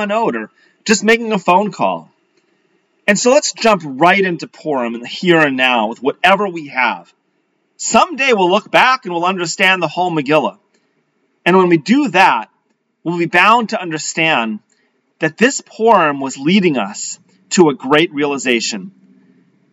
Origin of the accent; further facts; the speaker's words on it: Leominster, Massachusetts, United States; growing up in Leominster, Massachusetts.